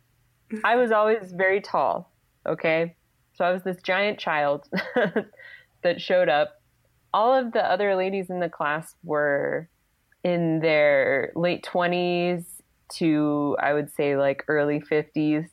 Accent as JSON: {"language": "English", "area": "outside of Philadelphia", "region": "Pennsylvania", "country": "United States", "tie": "born or raised there", "said": "I grew up like outside of Philadelphia."}